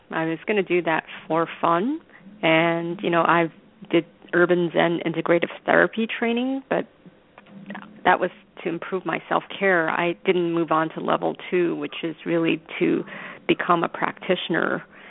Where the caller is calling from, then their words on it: New York, United States; I'm calling from New York.